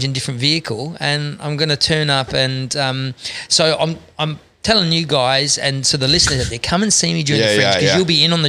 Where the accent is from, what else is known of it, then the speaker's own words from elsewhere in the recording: Scotland, United Kingdom; They go, and immediately they just trust that I can do the best Aussie accent any Scotsman has ever done on stage.